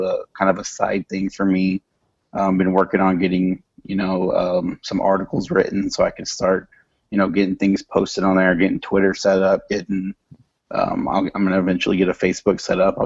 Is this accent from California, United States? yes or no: no; San Antonio, Texas, United States; I'm from San Antonio, Texas